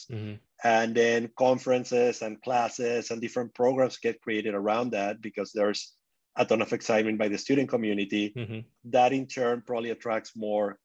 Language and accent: English; Venezuela; moved away; I grew up in Venezuela